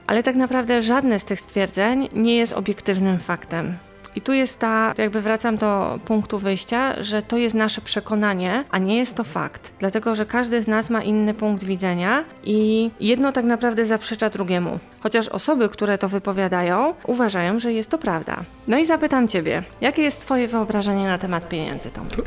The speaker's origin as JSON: {"language": "Polish", "country": "Poland", "tie": "born or raised there", "said": "ja wychowałam się w czasach PRL-u"}